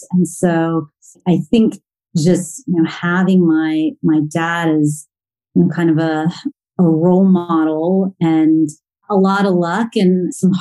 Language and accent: English; Plano, Texas, United States; also born or lived in Rochester, New York; I actually grew up in the suburbs of Dallas, Texas, in a suburb called Plano